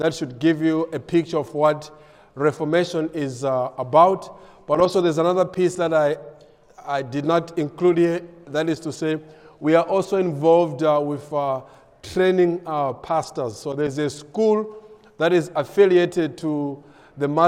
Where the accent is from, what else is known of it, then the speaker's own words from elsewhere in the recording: South Africa; moved away as an adult; now in Malawi; Vanessa and I were both born in Malawi, but we grew up in South Africa